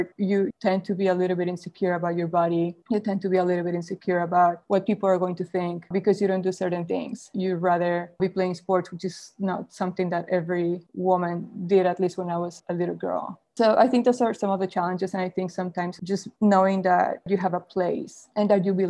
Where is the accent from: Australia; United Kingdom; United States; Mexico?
Mexico; moved away; I was born and raised in Mexico